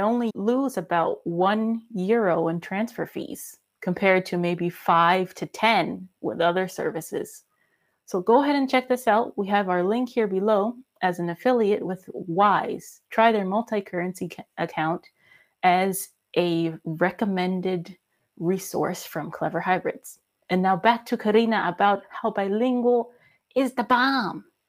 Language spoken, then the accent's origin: English; United States; now in Germany; I'm American, but I live in Germany